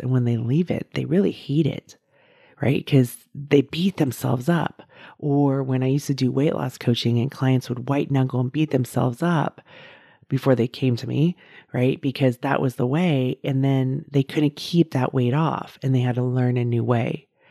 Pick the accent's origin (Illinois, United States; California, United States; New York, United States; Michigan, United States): California, United States; outside of San Francisco; also born or lived in Davis, California; I grew up outside of San Francisco